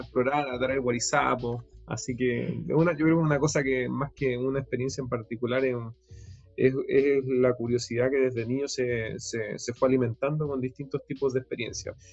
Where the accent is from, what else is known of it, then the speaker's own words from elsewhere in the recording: Puerto Montt, Los Lagos, Chile; crecí en Puerto Montt